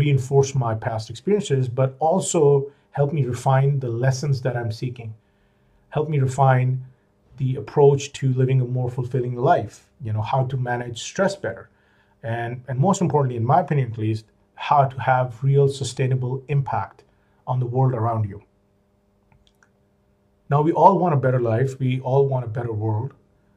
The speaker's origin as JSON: {"language": "English", "country": "Pakistan", "also_born_or_lived": "United States / Middle East", "moved": "as an adult", "said": "back in Pakistan, which is my home country"}